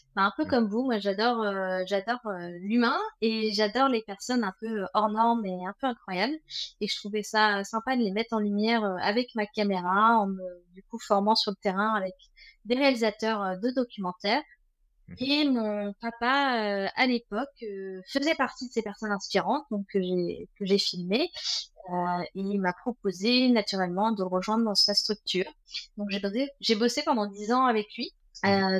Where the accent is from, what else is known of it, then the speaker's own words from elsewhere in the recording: Versailles, Île-de-France, France; moved away as an adult; now in Vannes, France; je suis née en région parisienne, 78, installée à Vannes depuis euh, quelques années, 7 ans maintenant